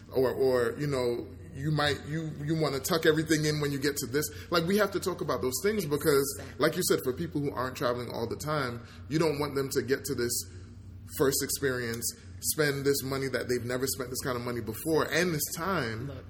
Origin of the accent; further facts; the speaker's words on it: New York, United States; I remember growing up in New York